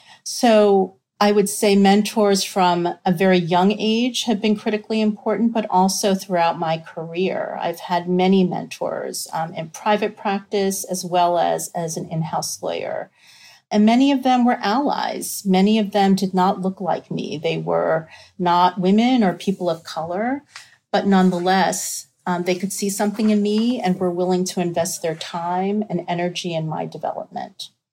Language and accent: English; New York, United States; personal background on me, I was raised in New York.